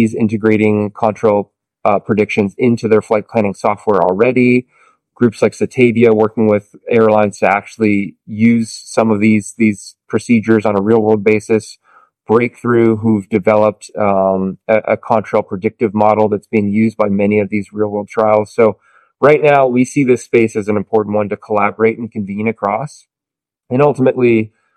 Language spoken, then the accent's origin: English; Santa Barbara, California, United States; I'm from Santa Barbara, California